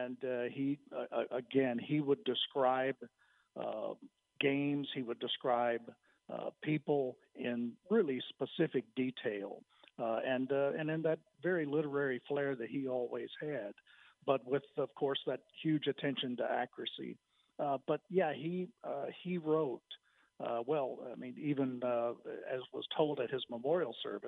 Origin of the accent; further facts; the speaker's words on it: Waco, Texas, United States; I grew up and I went to La Vega High School. I grew up near Belle Meade